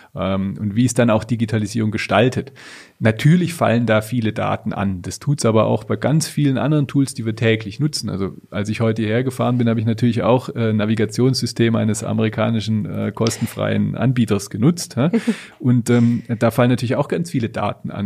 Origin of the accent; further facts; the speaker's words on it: Germany; bei uns in Deutschland